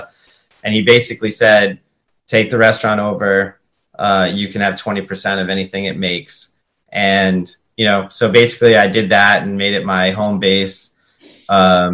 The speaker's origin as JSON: {"language": "English", "town": "Andover", "region": "Massachusetts", "country": "United States", "tie": "born or raised there", "also_born_or_lived": "Pelham, New Hampshire / Lowell, Massachusetts", "said": "I grew up in New England. Andover was, you know, most of my years"}